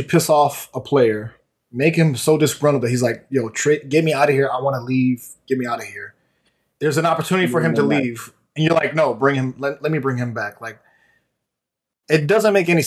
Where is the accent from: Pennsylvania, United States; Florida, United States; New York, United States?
Florida, United States; Miami; I'm a Miami kid. I grew up in Miami.